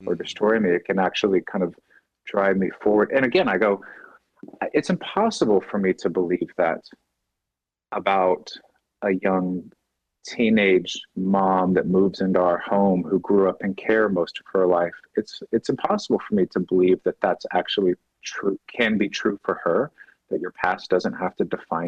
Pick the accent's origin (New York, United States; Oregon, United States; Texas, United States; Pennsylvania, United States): Texas, United States; Dallas; growing up in the Bible church world in Dallas